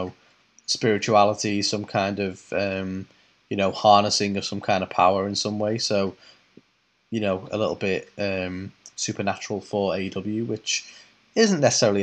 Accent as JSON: {"language": "English", "country": "United Kingdom", "said": "we're British"}